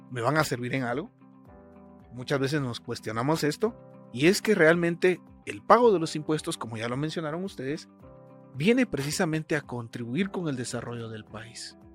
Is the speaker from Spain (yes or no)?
no; Guatemala; Creo que como guatemaltecos, en más de una ocasión nos hemos hecho esta pregunta, ¿para qué sirven los impuestos? En Guatemala, en la actualidad, existen dos clases de impuestos